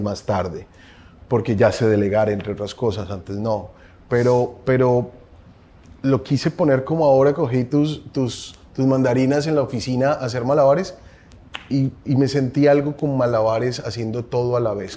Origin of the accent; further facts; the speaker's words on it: Colombia; Soy colombiano, tengo 40 años